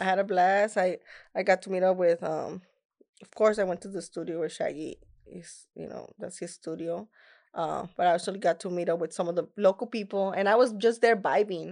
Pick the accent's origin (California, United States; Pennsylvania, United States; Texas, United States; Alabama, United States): Texas, United States; Laredo; first language Spanish; English is a second language; it was in my hometown. It was the first time that I was actually performing in Laredo, Texas